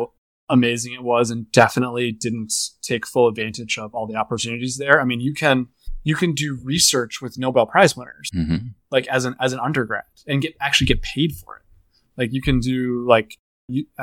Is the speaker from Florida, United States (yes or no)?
yes; Boca Raton, Florida, United States; I was growing up in Boca Raton